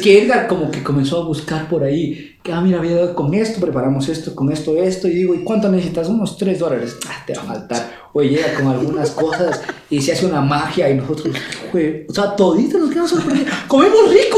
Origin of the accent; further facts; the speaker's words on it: Ecuador; now in Quito, Ecuador; los ecuatorianos nos adaptamos en cualquier país